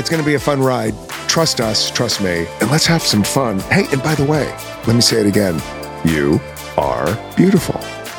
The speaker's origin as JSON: {"language": "English", "town": "Glendale", "region": "California", "country": "United States", "tie": "born or raised there", "also_born_or_lived": "New York / Los Angeles", "moved": "as an adult", "said": "I grew up in Glendale, California. And then I moved to New York when I was 22 to be on a soap opera"}